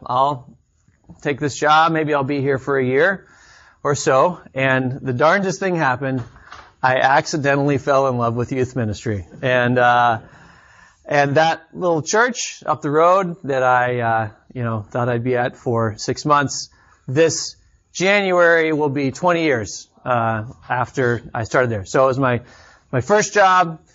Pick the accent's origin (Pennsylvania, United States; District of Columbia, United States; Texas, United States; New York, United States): Texas, United States; Austin; moved away as an adult; also born or lived in Chicago; I grew up in Austin, Texas, about three hours south of here, and then, um, moved to Chicago for college